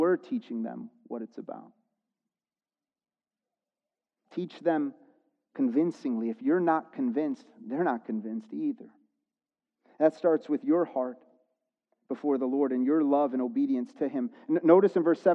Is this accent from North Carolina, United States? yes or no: no; Chicago, Illinois, United States; because I grew up in the Chicago area, we're Chicago sports fans